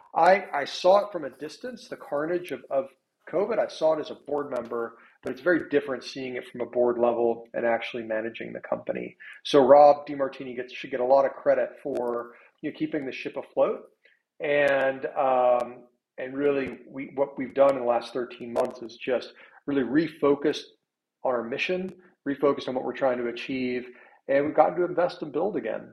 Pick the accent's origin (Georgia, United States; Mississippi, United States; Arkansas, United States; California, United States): Arkansas, United States; Little Rock; also born or lived in Bentonville, Arkansas / Park City, Utah; I'm from Arkansas. I'm from Little Rock.